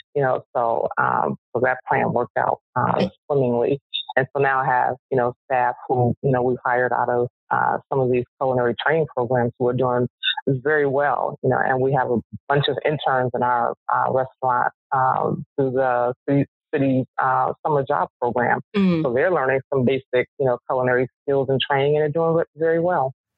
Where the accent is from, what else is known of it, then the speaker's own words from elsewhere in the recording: Chicago, Illinois, United States; I live on the South Side. I was born and raised on the South Side